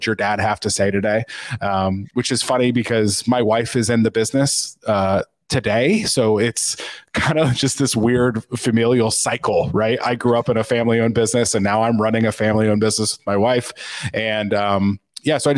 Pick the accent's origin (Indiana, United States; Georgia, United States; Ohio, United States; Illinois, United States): Indiana, United States; Kokomo; I grew up exactly where I am right now, in Kokomo, Indiana